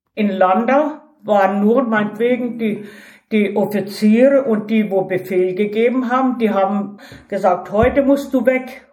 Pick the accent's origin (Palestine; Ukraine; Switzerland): Ukraine; moved away; also born or lived in Tajikistan; Bei uns in der Ukraine, in Baranow